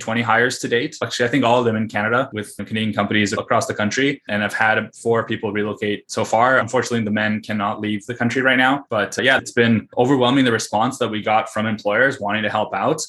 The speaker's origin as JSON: {"language": "English", "country": "Russia", "tie": "born or raised there", "moved": "yes", "said": "I was born in the Soviet Union and Russia"}